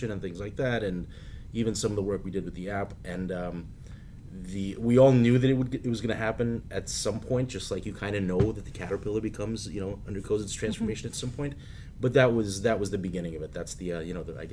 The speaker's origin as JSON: {"language": "English", "region": "New York", "country": "United States", "said": "as a New Yorker"}